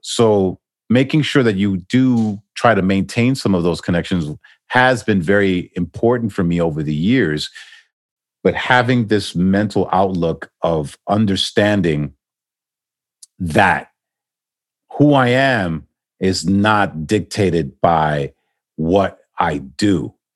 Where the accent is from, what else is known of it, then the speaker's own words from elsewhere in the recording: New York City, New York, United States; moved away as an adult; also born or lived in Manhattan / New Jersey; now in Miami, United States; I'm originally from New York, born and raised in Queens